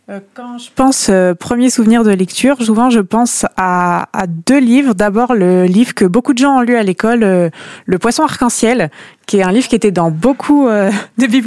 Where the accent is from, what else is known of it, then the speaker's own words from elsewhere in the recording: Langrune-sur-Mer, Normandy, France; euh, j'ai 23 ans, je suis originaire de Langrune-sur-Mer, donc c'est un petit village à côté de Caen.